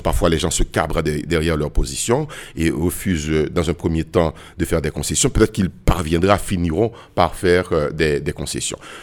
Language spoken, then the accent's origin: French; Haiti; en tant que Haïtien